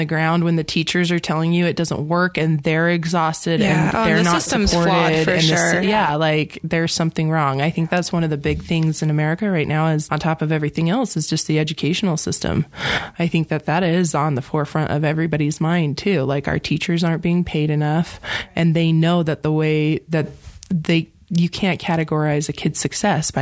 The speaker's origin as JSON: {"language": "English", "region": "Montana", "country": "United States", "tie": "born or raised there", "moved": "yes", "said": "I grew up in Montana"}